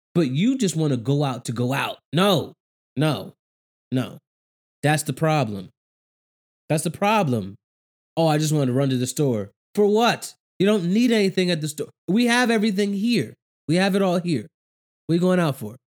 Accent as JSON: {"language": "English", "country": "United States", "said": "being an American"}